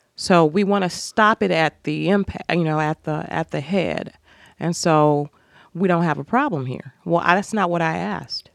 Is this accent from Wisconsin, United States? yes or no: no; Cleveland, Ohio, United States; moved away as an adult; also born or lived in Indianapolis / Toledo; I was born in Cleveland